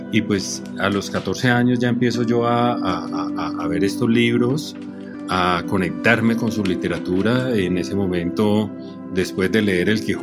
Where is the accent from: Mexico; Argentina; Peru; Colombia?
Colombia; soy fotógrafo colombiano